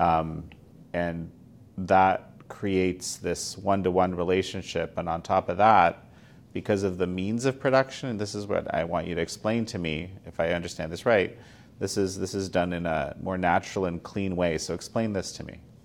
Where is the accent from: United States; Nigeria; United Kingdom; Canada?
Canada; as a Canadian